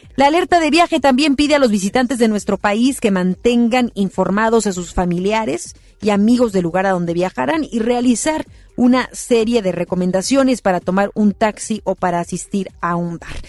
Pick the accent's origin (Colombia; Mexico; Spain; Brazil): Mexico; nosotros como mexicanos